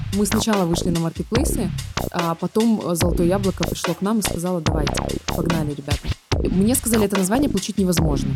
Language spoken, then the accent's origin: Russian; Vladivostok, Primorsky Krai, Russia; moved away as an adult; also born or lived in Saint Petersburg; now in Moscow, Russia; Я родом из Владивостока